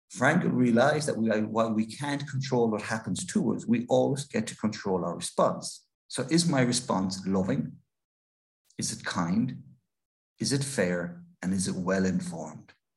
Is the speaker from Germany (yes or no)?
no; Ireland; an Irish author